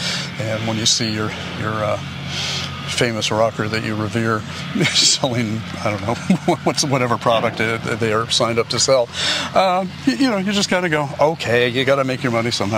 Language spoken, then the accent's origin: English; Bangor, Maine, United States; also born or lived in Orono; when I was a kid and growing up in Orono / Bangor, Maine, Bangor Auditorium was the only place people came to do concerts.